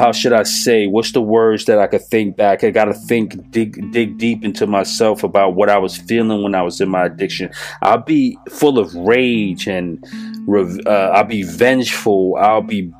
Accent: New York City, New York, United States; I'm from New York City

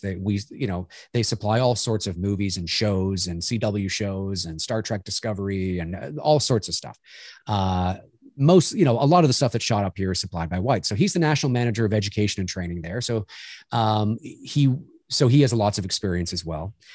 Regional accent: Toronto, Ontario, Canada; moved away; I'm Canadian, born here in Toronto. I haven't lived here my whole life, but certainly I live here now

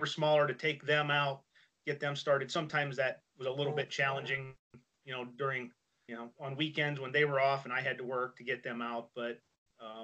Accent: Western Pennsylvania, United States; moved away as an adult; now in Ohio, United States; I grew up in Western Pennsylvania, hunting, trapping, fishing

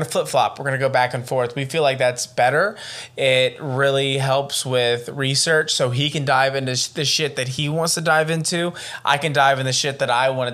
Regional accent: Atlanta, Georgia, United States; we're from Atlanta

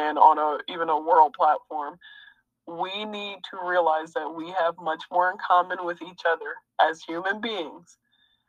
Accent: United States; I am an American

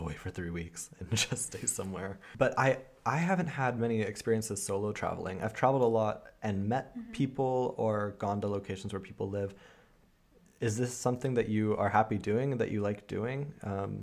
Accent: United States; moved away; also born or lived in Germany; I'm originally from the States

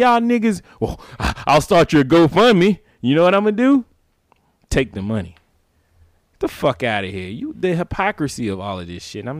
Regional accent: the South, United States; we're both black, we're from the South

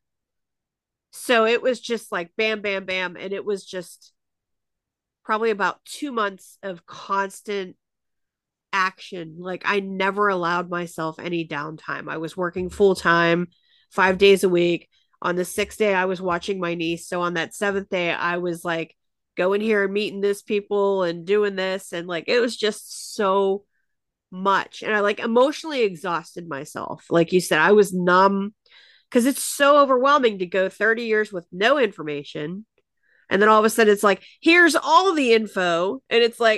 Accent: Pittsburgh, Pennsylvania, United States; I was born in Pittsburgh.

